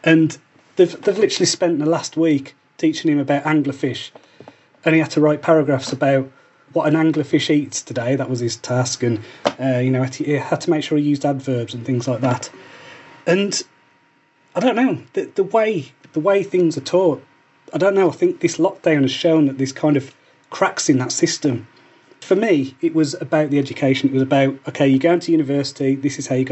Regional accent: Wolverhampton, West Midlands, United Kingdom; moved away; I grew up in Wolverhampton on an estate called the Scotlands

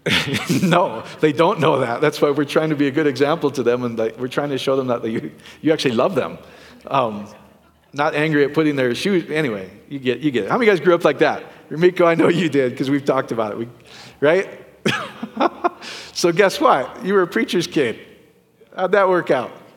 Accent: Iowa, United States; I'm from Iowa

